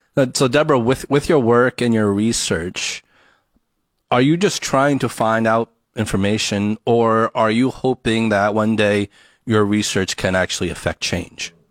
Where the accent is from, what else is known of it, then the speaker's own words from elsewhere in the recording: United States; growing up in the States